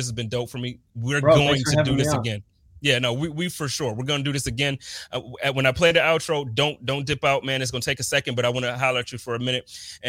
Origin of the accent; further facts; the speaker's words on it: Buffalo, New York, United States; Man, it's I was always born and raised in Buffalo.